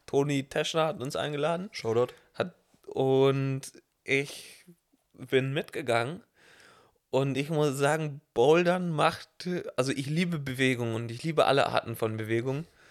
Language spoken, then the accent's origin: German; southeast Germany, Germany; ich bin ja aus dem Süden, Ost, da wo es Berge gibt